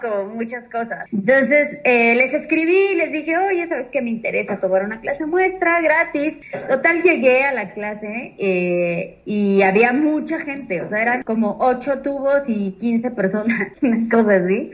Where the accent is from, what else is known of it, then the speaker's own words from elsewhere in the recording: Mexico City, Mexico; now in Cholula, Mexico; Yo soy originalmente de la Ciudad de México, soy chilanga